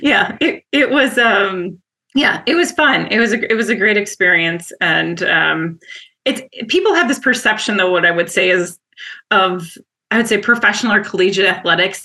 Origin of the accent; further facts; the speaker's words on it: Wausau, Wisconsin, United States; moved away as an adult; also born or lived in Minnesota; I'm from Wisconsin, born and raised, and uh, in from Wausau, which is a uh, center of the state, and have an identical twin and an older sister, and grew up there